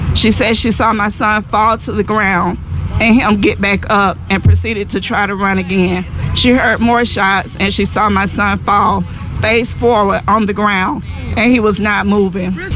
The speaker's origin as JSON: {"language": "English", "town": "Atlanta", "region": "Georgia", "country": "United States", "said": "we're from Atlanta, Georgia"}